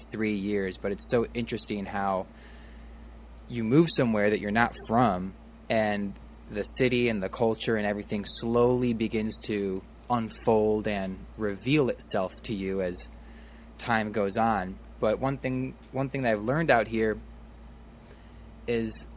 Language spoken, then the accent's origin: English; Midwest, United States; now in Los Angeles, United States; growing up in the Midwest